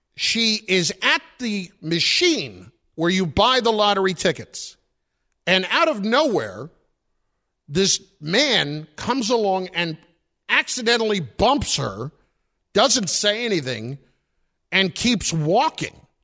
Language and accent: English; New Jersey, United States; I'm from Jersey